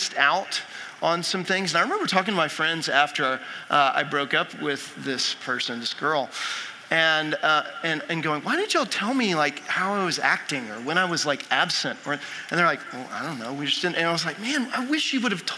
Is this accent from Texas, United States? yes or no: yes; Texas, United States; I'm from Texas, and I grew up a huge Rangers fan